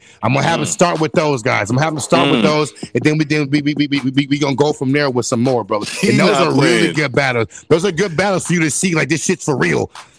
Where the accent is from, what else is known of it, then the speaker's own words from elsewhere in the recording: Wisconsin, United States; my hometown out here in Wisconsin.